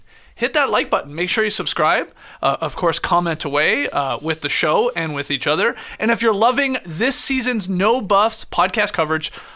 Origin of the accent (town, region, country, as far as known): Canada